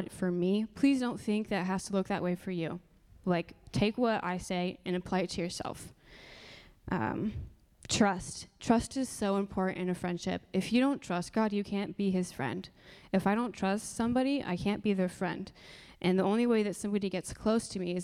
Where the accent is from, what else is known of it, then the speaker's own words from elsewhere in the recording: Marion, Indiana, United States; also born or lived in Upland, Indiana / San Dimas, California; I am a local, so I grew up in Marion in Upland